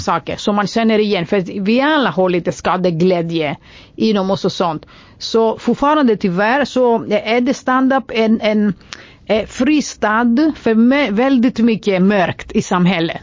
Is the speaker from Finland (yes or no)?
no; Greece; Swedish is a second language; moved away as an adult; now in Sweden; som grek